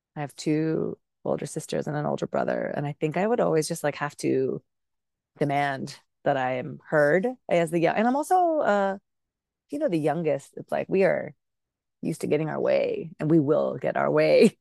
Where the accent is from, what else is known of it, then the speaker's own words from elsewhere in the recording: Bay Area, California, United States; English is a second language; also born or lived in Pakistan; I was, um, raised in the Bay Area, but born in Pakistan